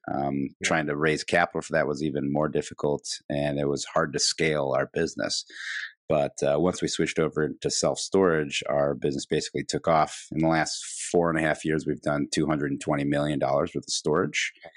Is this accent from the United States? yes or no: yes; Midwest, United States; now in Chicago, United States; being a Midwesterner, living in Chicago